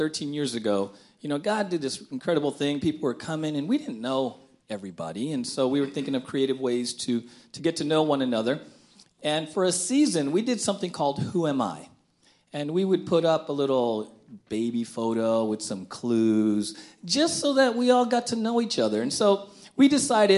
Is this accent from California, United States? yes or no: yes; San Diego, California, United States; That's where I grew up in San Diego